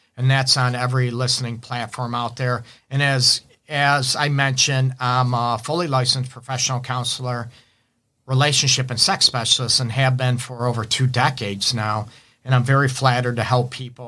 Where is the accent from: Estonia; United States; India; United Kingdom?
United States; Detroit, Michigan; I'm actually from, uh, Detroit. I'm in Metro Detroit, my offices in Southfield.